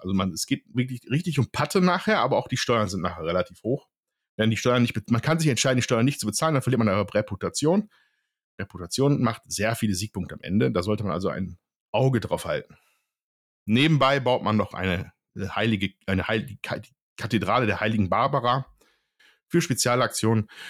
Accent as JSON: {"language": "German", "area": "Ruhr area", "region": "North Rhine-Westphalia", "country": "Germany", "said": "ich komme aus dem Ruhrgebiet"}